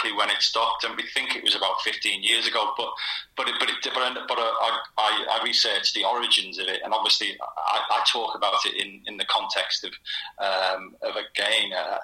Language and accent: English; Liverpool, North West England, United Kingdom; me growing up in Liverpool, playing street football in the 70s and 80s